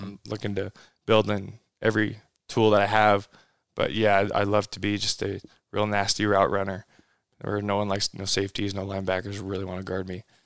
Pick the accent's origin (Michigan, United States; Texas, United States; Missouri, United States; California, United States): California, United States; Modesto; now in Los Angeles, United States; I'm from Northern California